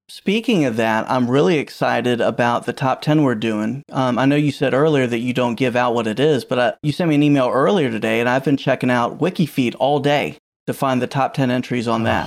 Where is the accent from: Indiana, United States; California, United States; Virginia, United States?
Virginia, United States; I've born and raised in Virginia